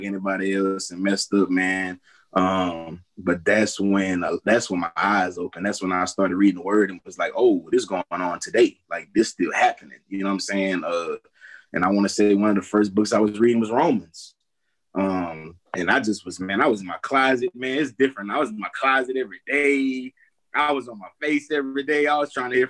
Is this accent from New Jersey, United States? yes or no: no; Lafayette, Louisiana, United States; also born or lived in Broussard, Louisiana; now in Houston, United States; We ended up moving back to Louisiana. First was in Broussard.